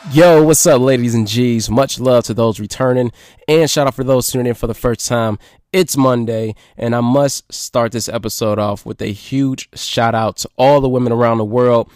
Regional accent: Detroit, Michigan, United States; here in Detroit, my hometown, my city

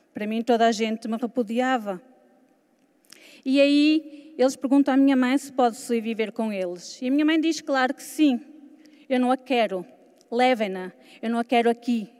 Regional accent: Portugal; also born or lived in Lisbon; Sou de Portugal.

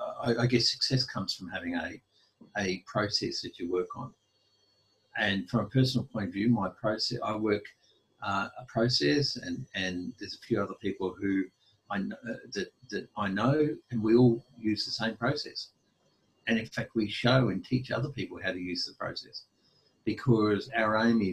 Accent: Brisbane, Queensland, Australia; I grew up in Brisbane and did the schooling thing and whatever, and went to uni

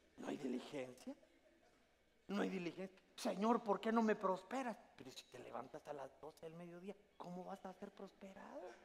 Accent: Guatemala; now in United States; mándenme la aldea del Jute, yo quiero que me entierren en mi tierra

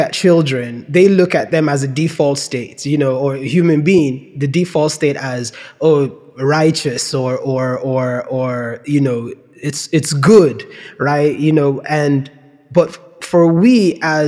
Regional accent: Nigeria; moved away; when we were growing up in Nigeria

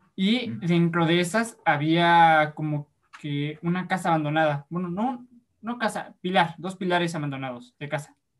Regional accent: Puebla, Mexico; also born or lived in Yucatán; somos actores, somos poblanos

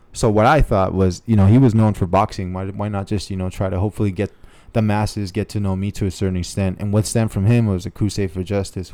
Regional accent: National City, California, United States; also born or lived in San Diego, California; I grew up in National City, Chula Vista area.

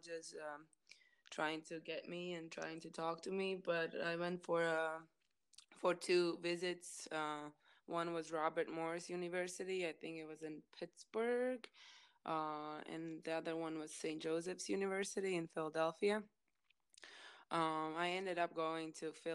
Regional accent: Kandava, Tukums Municipality, Latvia; I'm from Latvia, little town Kandava

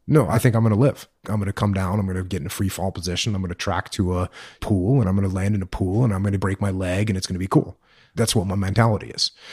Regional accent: Maine, United States; born or raised there; moved away as an adult; also born or lived in San Diego, California

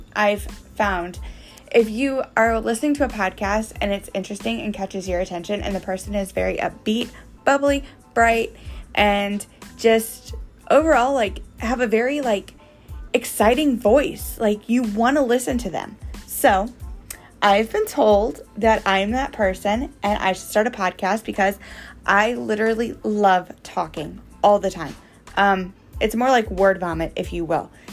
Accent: Missouri, United States; I'm from Missouri

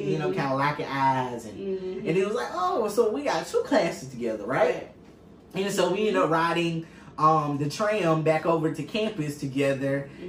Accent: United States; growing up in Choctaw County, it's a small town.

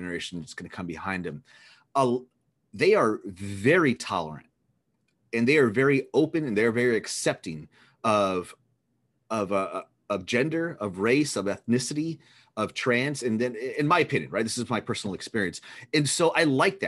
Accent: Texas, United States; I'm from Texas

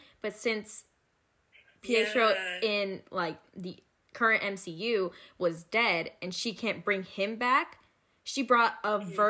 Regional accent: Gilbert, Arizona, United States; I'm a junior studying finance and marketing and minoring in Spanish. I'm originally from Gilbert, Arizona. That's where I am right now.

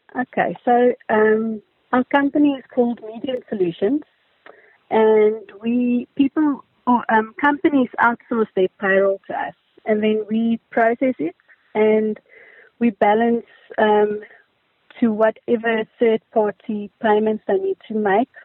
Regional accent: Daleside, Gauteng, South Africa; I grew up in Daleside.

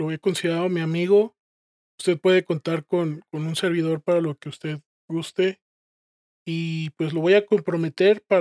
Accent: León, Mexico

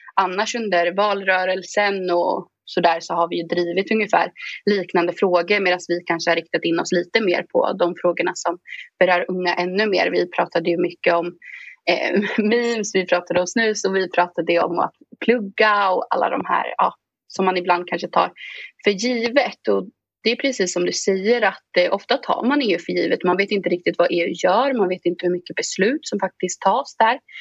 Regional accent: Östergötland, Sweden; Jag kommer ifrån Östergötland.

